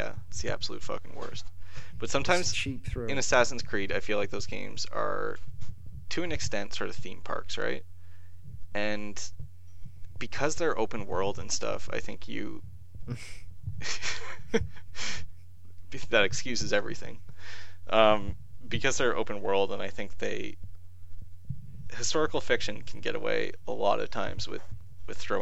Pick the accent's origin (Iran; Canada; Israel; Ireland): Canada; I'm Canadian